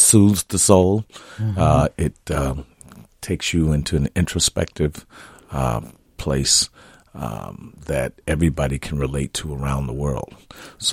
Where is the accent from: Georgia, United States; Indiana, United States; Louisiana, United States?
Indiana, United States; Gary; moved away as an adult; now in Minnesota, United States; I had great choir directors growing up in Gary, Indiana